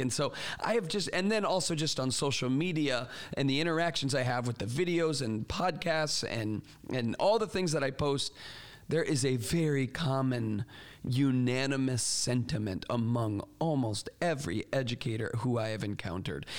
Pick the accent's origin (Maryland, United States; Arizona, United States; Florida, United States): Florida, United States; moved away; I grew up in Florida where there hardly are any seasons